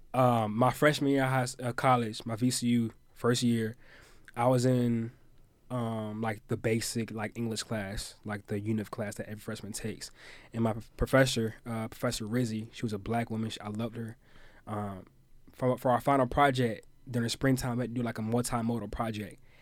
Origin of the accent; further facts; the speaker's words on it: Virginia Beach, Virginia, United States; I'm from Virginia Beach, Virginia